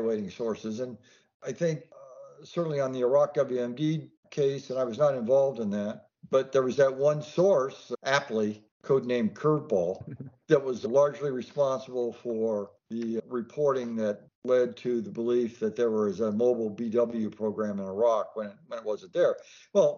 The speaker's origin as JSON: {"language": "English", "region": "the American Southwest", "country": "United States", "tie": "born or raised there", "also_born_or_lived": "Texas", "said": "I grew up in the Southwest."}